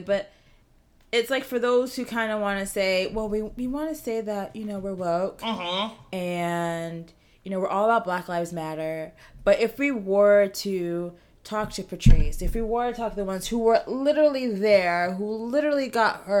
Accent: Massachusetts, United States; moved away; I grew up in Massachusetts

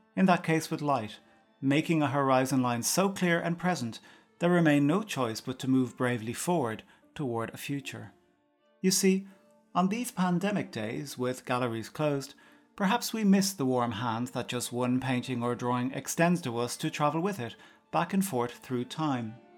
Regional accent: outside Cork, Munster, Ireland; Growing up outside Cork but schooling in the city, at each day's end I would walk from school to station to get home

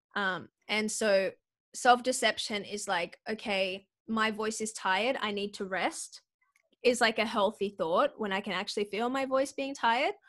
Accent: Sydney, New South Wales, Australia; I grew up in Western Sydney at church

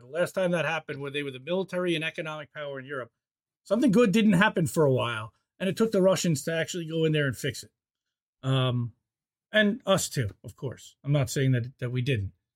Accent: United States; as an American

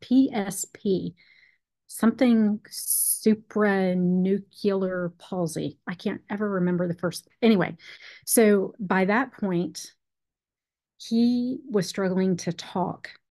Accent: Texas, United States; when I was growing up in Texas

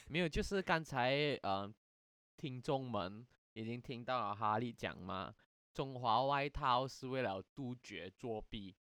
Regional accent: Malaysia; 我们不能申请马来西亚本土国立大学，呃，继续升学，因为我们的那个毕业文凭是不受认可的

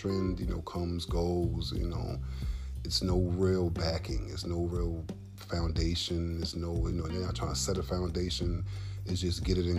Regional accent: New York City, New York, United States; I'm from Brooklyn

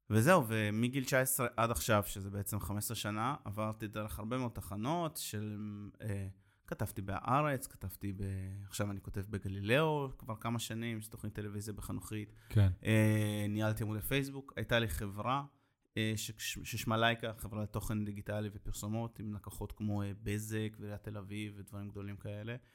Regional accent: Ashdod, Southern District, Israel

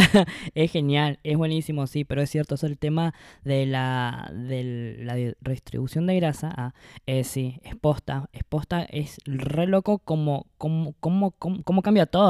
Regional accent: Misiones, Argentina; moved away as an adult; now in Buenos Aires, Argentina; soy de Misiones y vivo en Buenos Aires hace

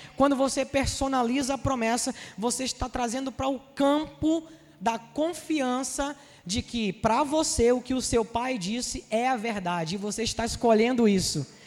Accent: Rio de Janeiro, Brazil; accent: Carioca

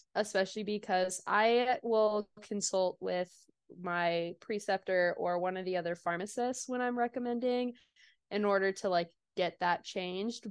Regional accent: Kansas City, United States; moved away as an adult; also born or lived in Des Moines, Iowa; now in Oklahoma, United States; I'm originally from Kansas City, but ended up going up north

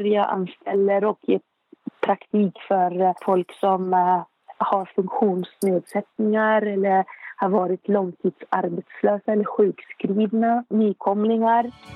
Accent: Beirut, Beirut Governorate, Lebanon; Swedish is a second language; moved away as an adult; now in Uppsala, Sweden; Jag är född i Beirut, som sagt, i Libanon. Jag är uppväxt i en mycket företagsam eh, familj

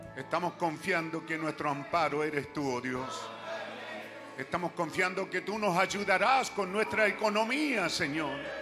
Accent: Chile; somos, re chilenos

